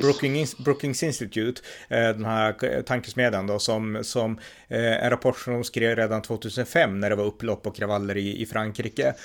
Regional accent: Sweden; här i Sverige

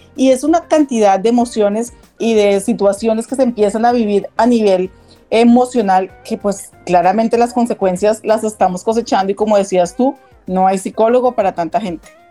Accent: Colombia; como colombianos

